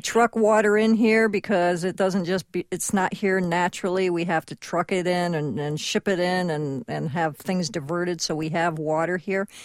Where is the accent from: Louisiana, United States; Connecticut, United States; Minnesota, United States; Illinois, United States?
Connecticut, United States; now in Southern California, United States; I grew up in Connecticut